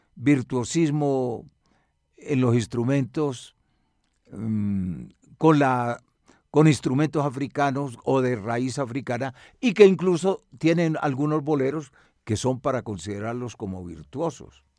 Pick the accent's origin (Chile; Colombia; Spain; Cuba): Colombia; Medellín, Antioquia; now in Bogotá, Colombia; Soy de Medellín